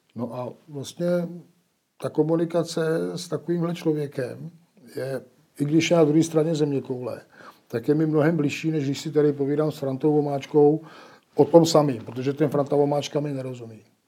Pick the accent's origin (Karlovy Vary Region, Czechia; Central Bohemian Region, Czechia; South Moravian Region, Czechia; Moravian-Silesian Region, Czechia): Karlovy Vary Region, Czechia; Nejdek; Já jsem eh, z Nejtku, to je u Karlových varů